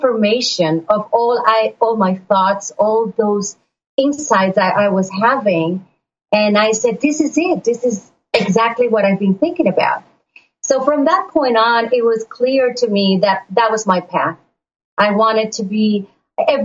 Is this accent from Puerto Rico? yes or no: yes; Puerto Rico; now in Florida, United States; I was born and raised in Puerto Rico